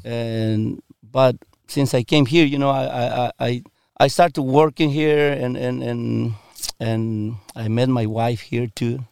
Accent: Michoacán, Mexico; English is a second language; also born or lived in Washington State; now in United States; I'm from Mexico

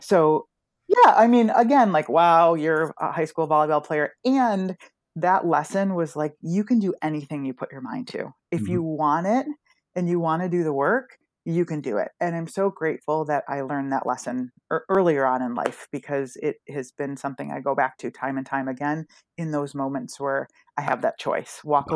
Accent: Rochester, Michigan, United States; grew up in Rochester, Michigan, outside of Detroit

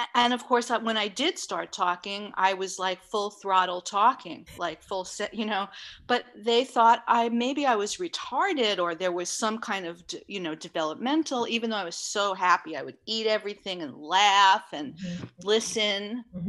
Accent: New York City, New York, United States; I grew up in Manhattan in New York City

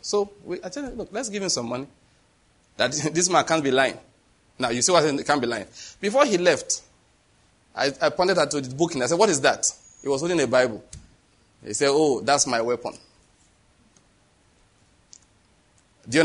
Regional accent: Nigeria; I'm Nigerian

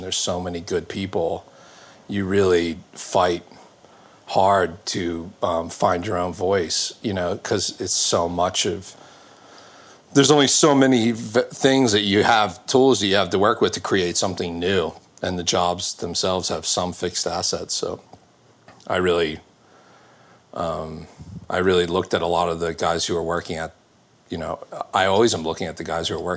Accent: Baltimore, Maryland, United States; I grew up in Maryland, so around Baltimore.

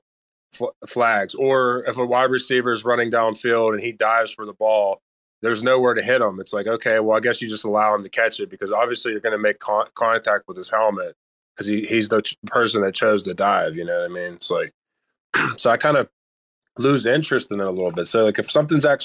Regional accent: Pittsburgh, Pennsylvania, United States; Born and raised in Pittsburgh

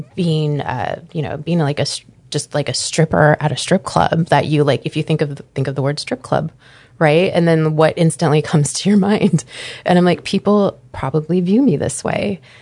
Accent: Anchorage, Alaska, United States; also born or lived in Green Bay, Wisconsin; I grew up here in Anchorage, Alaska

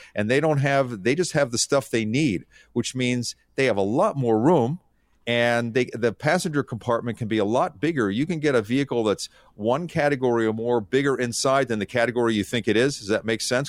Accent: King of Prussia, Pennsylvania, United States; I grew up in King of Prussia, Pennsylvania

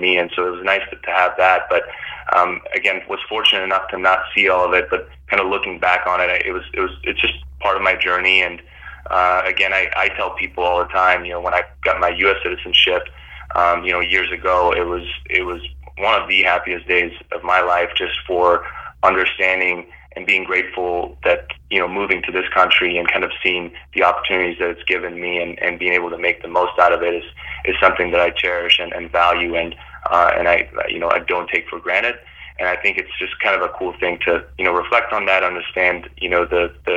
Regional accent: Fort Worth, Texas, United States; also born or lived in Bosnia / Berlin, Germany; I moved to Fort Worth, Texas, and kind of grew up there. So went to high school there, you know, went to middle school, went to high school there

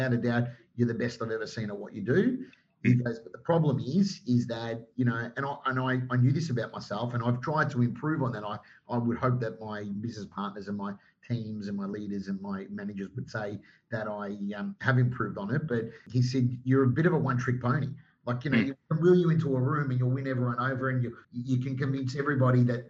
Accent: Melbourne, Victoria, Australia; moved away as an adult; now in Sydney, Australia; Like I was the Melbourne boy.

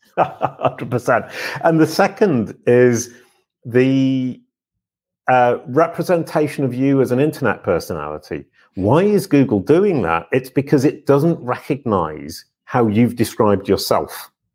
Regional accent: England, United Kingdom; I'm English

